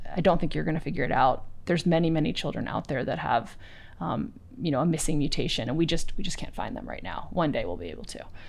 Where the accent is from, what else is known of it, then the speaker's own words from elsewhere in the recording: East Coast, United States; moved away; I grew up on the East Coast